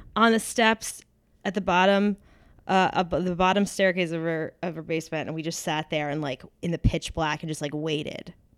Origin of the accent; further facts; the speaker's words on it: New Hampshire, United States; I'm from New Hampshire as well.